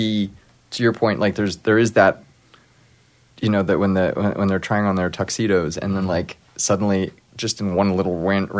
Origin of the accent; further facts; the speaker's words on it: Los Angeles, California, United States; I grew up in L.A., but my part of my family is very religious